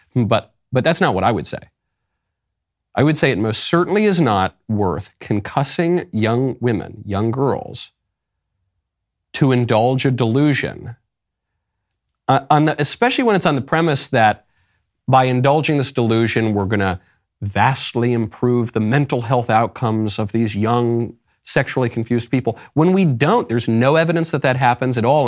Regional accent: New York, United States; moved away; also born or lived in Los Angeles; I'm from New York.

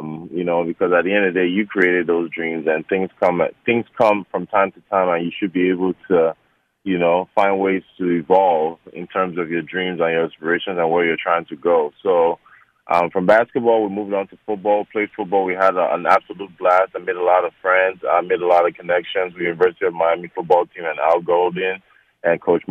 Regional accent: Nigeria; moved away; growing up in Nigeria, you know, your parents don't care about sports

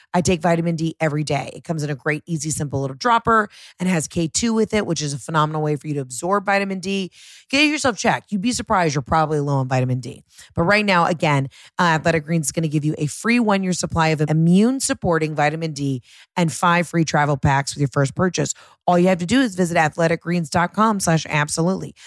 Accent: Pittsburgh, Pennsylvania, United States; now in North Carolina, United States; I am from Pittsburgh, Pennsylvania, but I live in North Carolina

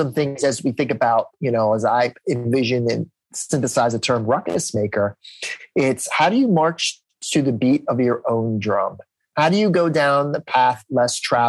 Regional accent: New Jersey, United States; I'm from New Jersey

